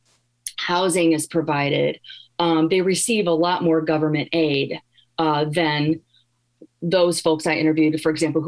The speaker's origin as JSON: {"language": "English", "town": "Gary", "region": "Indiana", "country": "United States", "moved": "yes", "lives_now": "Iowa, United States", "said": "I'm from Gary, Indiana."}